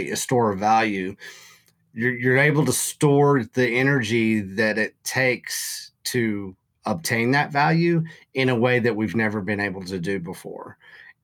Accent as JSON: {"language": "English", "town": "Canyon", "region": "Texas", "country": "United States", "tie": "born or raised there", "said": "it is going to be headquartered out of my hometown"}